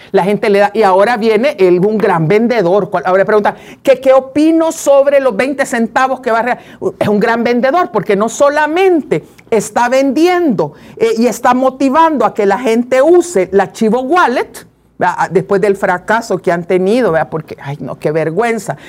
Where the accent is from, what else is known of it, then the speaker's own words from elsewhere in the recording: El Salvador; así somos los salvadoreños